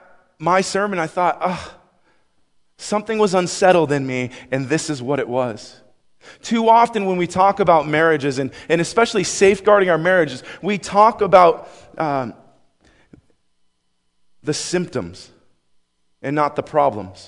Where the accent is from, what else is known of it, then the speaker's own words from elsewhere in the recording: Buffalo, New York, United States; moved away; I grew up in Buffalo, New York